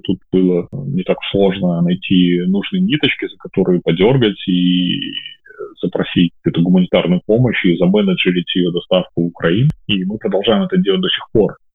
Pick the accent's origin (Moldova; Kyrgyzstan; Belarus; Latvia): Belarus; moved away as an adult; also born or lived in Kyiv; я вот выехал из Беларуси 25 августа 2020 года, вылетел в Киев